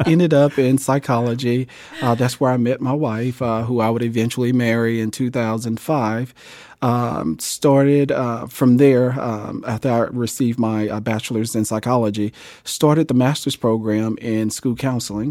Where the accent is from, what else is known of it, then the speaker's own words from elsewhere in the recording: Jackson, Mississippi, United States; moved away as an adult; now in Topeka, United States; growing up in Jackson, Mississippi, I graduated in nineteen ninety-seven from, uh, Gemmill High School